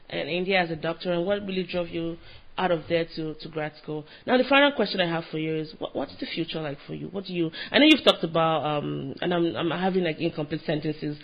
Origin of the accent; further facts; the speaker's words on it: Nigeria; now in United States; I'm Nigerian